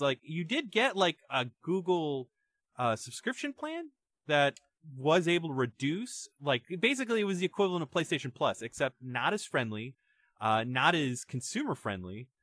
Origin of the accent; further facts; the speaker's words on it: Canada; as a Canadian citizen